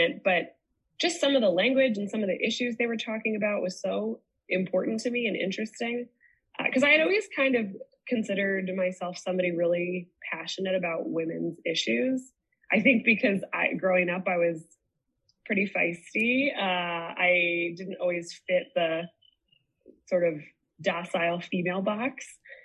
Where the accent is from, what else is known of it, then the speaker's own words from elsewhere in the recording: Indiana, United States; moved away as an adult; also born or lived in Chicago; now in Pennsylvania, United States; I was raised Catholic in Indiana